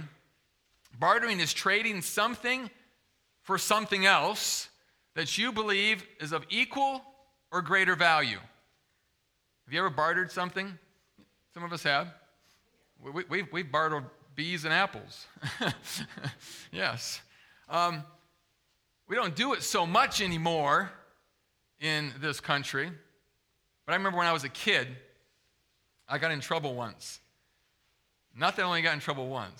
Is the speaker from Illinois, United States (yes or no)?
no; Zeeland, Michigan, United States; I grew up in West Michigan, over by Zeeland